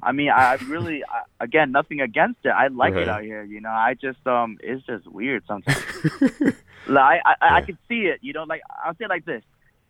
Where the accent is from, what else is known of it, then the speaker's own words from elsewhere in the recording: Chicago, Illinois, United States; I'm from Chicago, and I was here I'm here visiting family